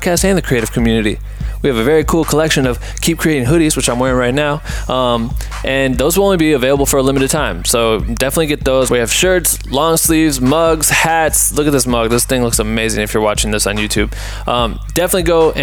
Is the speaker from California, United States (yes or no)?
no; Iowa, United States; from my home state of Iowa